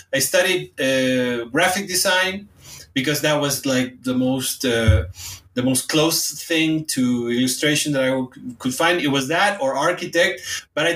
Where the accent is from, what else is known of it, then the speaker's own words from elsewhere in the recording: Hermosillo, Sonora, Mexico; English is a second language; moved away as an adult; now in Mexico City, Mexico; the place where I was born in Hermosillo, Sonora